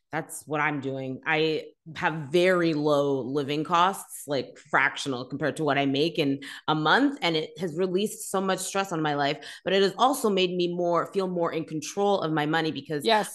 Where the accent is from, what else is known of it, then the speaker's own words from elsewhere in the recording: Canada; being Canadian slash North American